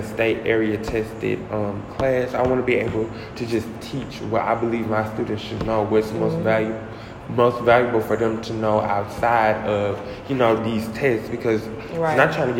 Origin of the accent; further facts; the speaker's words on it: the South, United States; growing up in the South